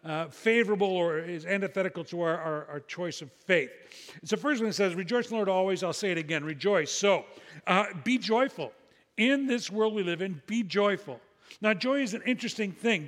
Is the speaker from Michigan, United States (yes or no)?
no; Illinois, United States; my home state of Illinois